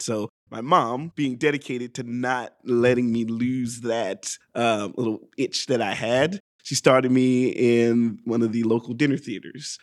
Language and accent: English; Hephzibah, Georgia, United States; also born or lived in Augusta, Georgia; now in Atlanta, United States; I was born in Augusta, Georgia, and I lived most of what, the first five years of my life in Augusta and then moved to Hepzibah, Georgia